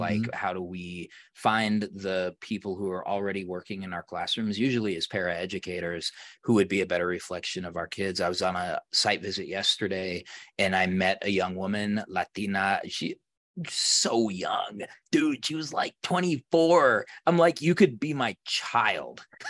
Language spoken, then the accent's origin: English; Colorado, United States; here in where I am in Colorado where I, where I grew up.